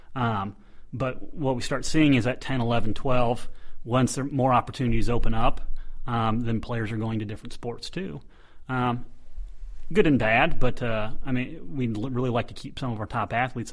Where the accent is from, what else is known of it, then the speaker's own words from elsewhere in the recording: United States; as an American